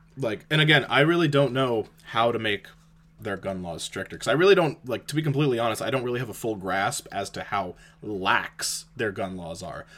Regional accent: Canada

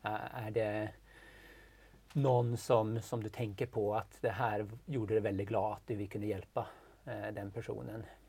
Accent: northern Sweden, Sweden; moved away as an adult; now in Norway; jag är uppväxt i norra Sverige

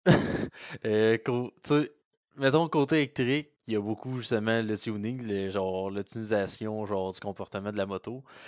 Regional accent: Beauce, Quebec, Canada; also born or lived in Sherbrooke; je viens de la Beauce

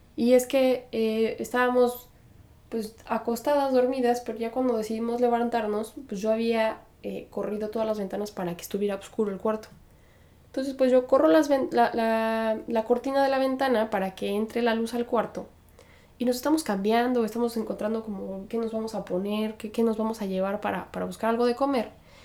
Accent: Mexico; moved away; soy de México

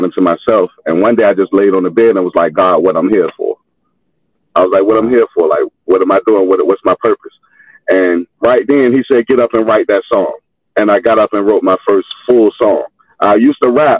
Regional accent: Norfolk, Virginia, United States; I'm in Norfolk right now. I'm from Norfolk, Virginia

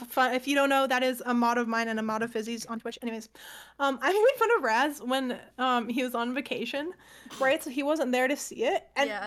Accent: Canada; I'm Canadian

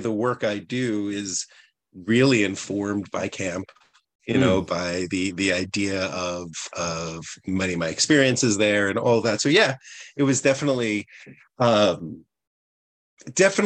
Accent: outside of New York City, United States; moved away as an adult; now in Vermont, United States; I grew up outside of New York City

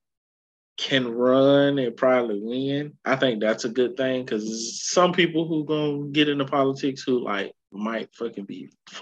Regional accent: Alabama, United States; I'm from Alabama, but I got family in Detroit

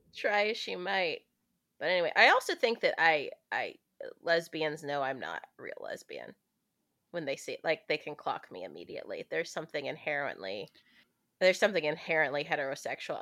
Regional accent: the South, United States; I'm from the South, so like saying daddy isn't as weird as it is for the rest of the country

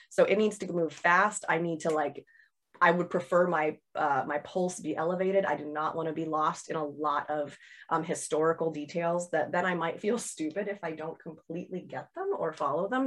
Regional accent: Seattle, Washington, United States; I set it in Seattle, which is, uh, my hometown

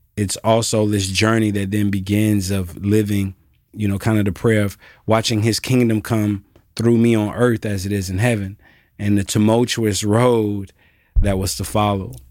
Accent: Alpharetta, Georgia, United States; also born or lived in Jackson, Mississippi / College Park, Georgia; now in Memphis, United States; I am from Jackson, Mississippi originally. I was raised thirty minutes north of Atlanta in Alpharetta, Georgia

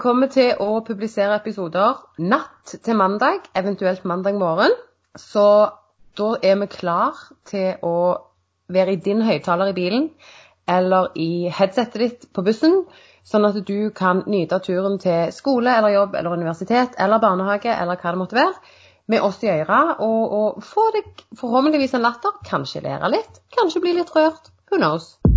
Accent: Sandnes, Rogaland, Norway; Jeg er fra Sandnes

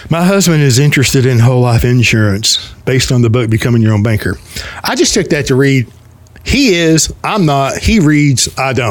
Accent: United States; yes, it's called being an American.

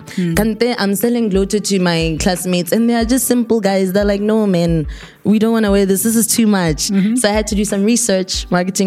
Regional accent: North-East District, Botswana; I'm from the Northeast.

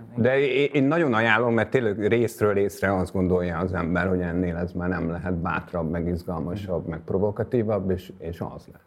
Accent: Hungary; now in Budapest, Hungary; én falusi gyerek vagyok

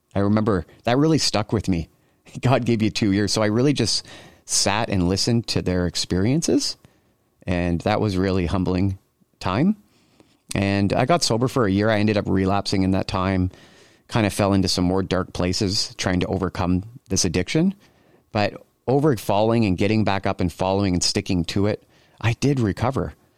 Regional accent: Cambridge, Ontario, Canada; I grew up in Cambridge, Ontario. just outside of Kitchener, we call it the Tri-City area

